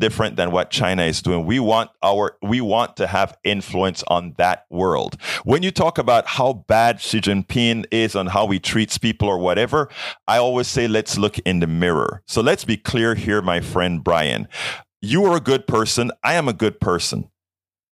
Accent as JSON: {"language": "English", "country": "Panama", "said": "I am from Panama. I am from Panama"}